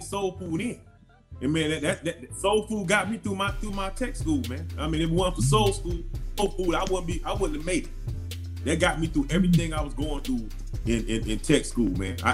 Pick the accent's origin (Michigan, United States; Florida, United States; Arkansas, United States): Florida, United States; I'm from Florida